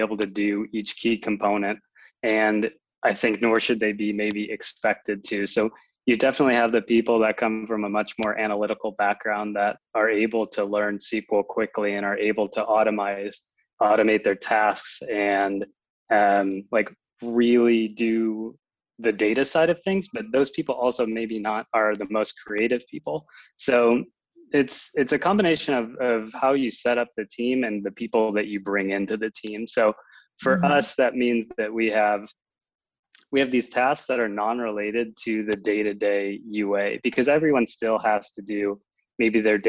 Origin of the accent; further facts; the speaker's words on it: Chicago, Illinois, United States; moved away as an adult; now in Berlin, Germany; I actually grew up in the Chicago area and moved my way out to Berlin to work for Wooga